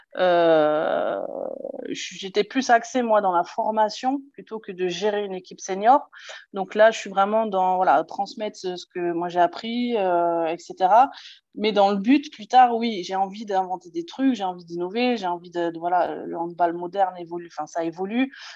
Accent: Alsace, Grand Est, France; Je coach une, équipe de seniors filles en National 2 chez moi en Alsace

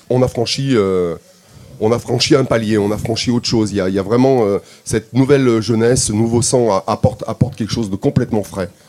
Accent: Armenia; je viens vraiment je, viens d'Arménie et il y a une il y a une richesse musicale

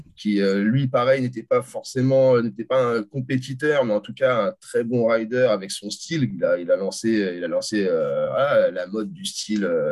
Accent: France; je suis français, je resterai toute ma vie en France

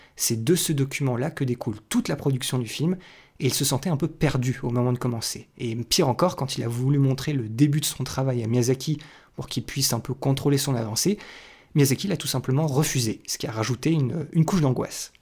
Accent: France; chez nous en France

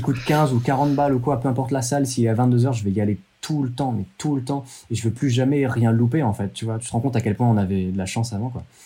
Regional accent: France; on est français

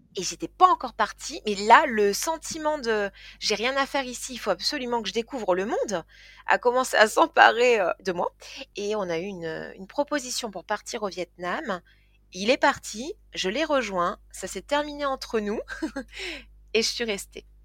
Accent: Toulouse, Occitania, France; also born or lived in Tarn-et-Garonne; Donc je suis euh, née à Toulouse, j'ai grandi à Toulouse

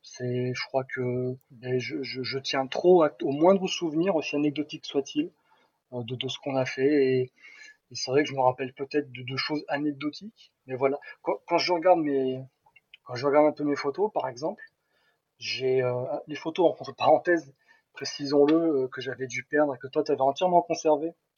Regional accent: Nice, Provence-Alpes-Côte d'Azur, France; moved away as an adult; also born or lived in Toulouse; je quittais ma Côte d'Azur natale pour aller direction Toulouse

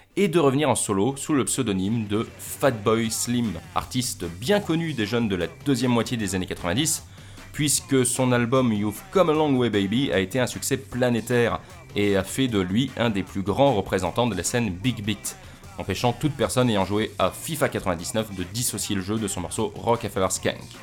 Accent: France; moi, en tant que français

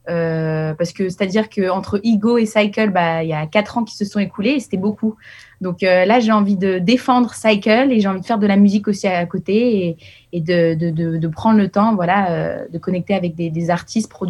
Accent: Paris, Île-de-France, France; also born or lived in Geneva, Switzerland; Ah bah oui, moi je, je suis parisienne genevoise

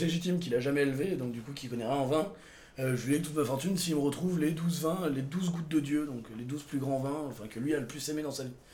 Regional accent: Montélimar, Auvergne-Rhône-Alpes, France; ma ville natale

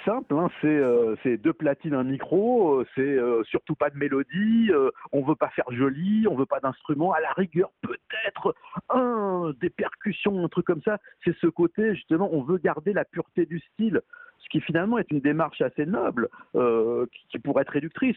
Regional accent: Paris, Île-de-France, France; je suis parisien, hein, je suis pas banlieusard

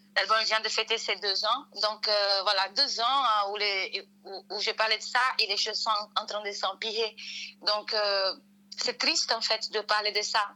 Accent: Brazil; first language Portuguese; French is a second language; moved away as an adult; now in Paris, France; J'étais née dans un Brésil qui écoutait du rock, du métal, du pop, du raga, du reggae

